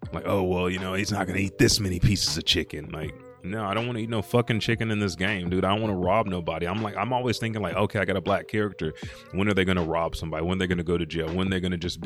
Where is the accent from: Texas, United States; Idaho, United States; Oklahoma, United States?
Oklahoma, United States; Anadarko; moved away; I'm from Anadarko, Indian capital.